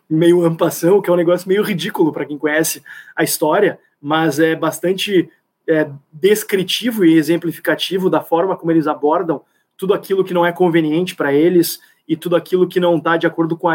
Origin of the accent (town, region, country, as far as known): Rio Grande do Sul, Brazil